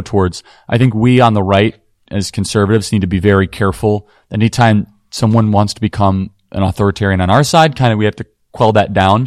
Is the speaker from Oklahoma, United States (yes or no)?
no; Wheeling, Illinois, United States; I grew up in Wheeling.